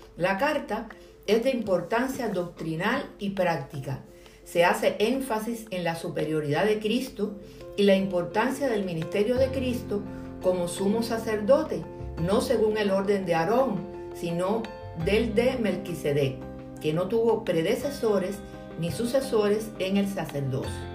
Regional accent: Cuba; mi tierra cubana

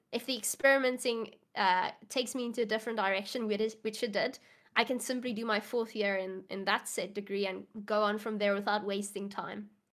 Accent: South Africa

